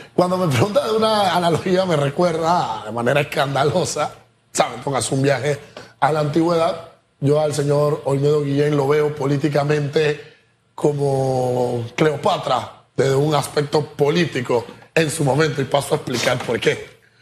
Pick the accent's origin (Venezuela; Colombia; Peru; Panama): Panama; Nosotros como panameños